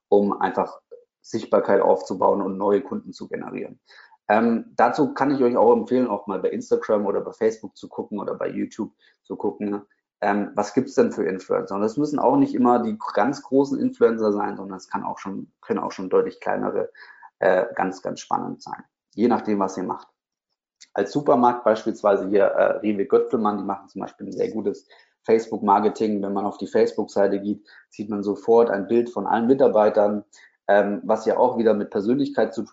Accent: Bamberg, Bavaria, Germany; Ich habe damals ein Online-Magazin gehabt, ähm, was für meine Heimatstadt war.

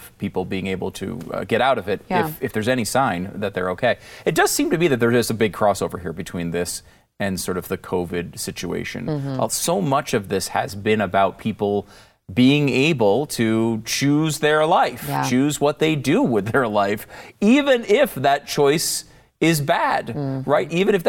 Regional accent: Connecticut, United States; Because I try to tell people I'm not a gun guy. Like, I grew up in Connecticut.

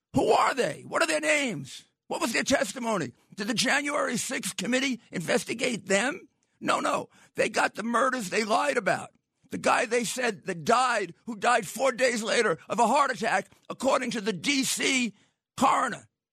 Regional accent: New York, United States; I grew up in New York

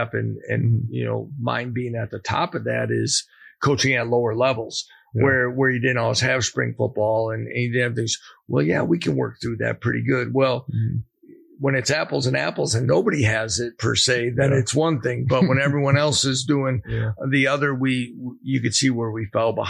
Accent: Wisconsin, United States; moved away as an adult; also born or lived in Nebraska / Buffalo; now in Lawrence, Kansas, United States; growing up in Wisconsin

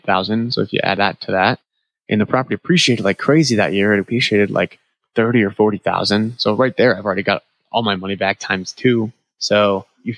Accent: New England, United States; moved away; I'm from New England

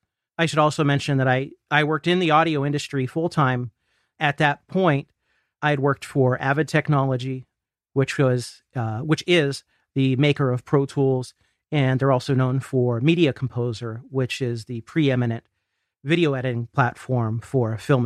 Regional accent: Ohio, United States; a regional symphony where I grew up here in Ohio.

